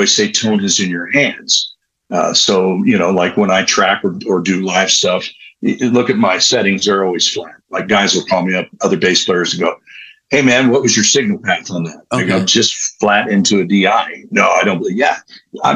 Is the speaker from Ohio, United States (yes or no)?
yes; Columbus, Ohio, United States; my hometown of Columbus